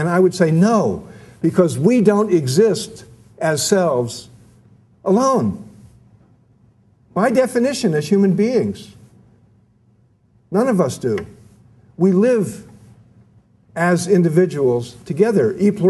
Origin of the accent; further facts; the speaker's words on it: Ireland; Or as we Irish put it, we would rather have contention than loneliness.